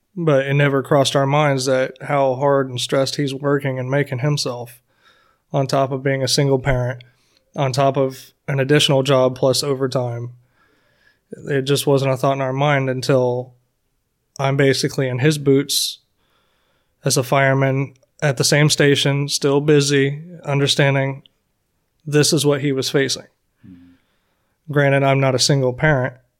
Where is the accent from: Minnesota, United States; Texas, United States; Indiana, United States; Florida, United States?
Florida, United States; I'm basically a Florida boy. I grew up in Florida for as far as I can remember.